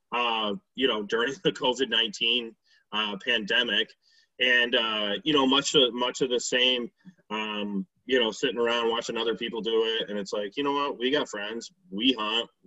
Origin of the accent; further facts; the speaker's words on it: Hamlin, New York, United States; I grew up in Hamlin, New York